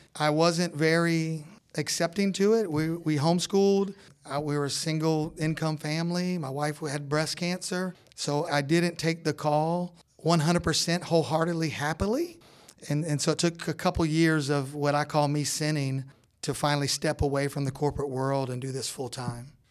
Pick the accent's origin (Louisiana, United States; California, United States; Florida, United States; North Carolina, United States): Florida, United States; Orlando; moved away as an adult; now in northeast Georgia, United States; We're from Orlando, Florida